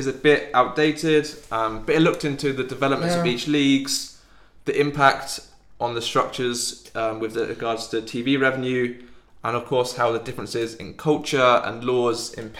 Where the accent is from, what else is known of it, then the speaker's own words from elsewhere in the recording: England, United Kingdom; now in Germany; I'm from England